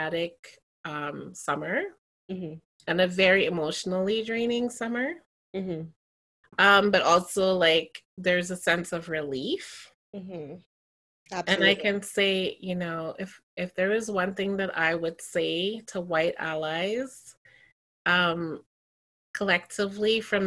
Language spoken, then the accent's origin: English; Toronto, Ontario, Canada; I grew up in Toronto during a time of like a lot of police brutality